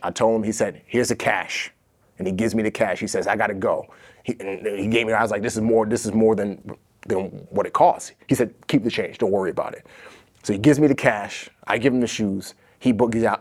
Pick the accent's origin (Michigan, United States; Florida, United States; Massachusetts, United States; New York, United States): New York, United States; New York City; accent: American; also born or lived in Nigeria; growing up in the Bronx, it's like a drug deal on every corner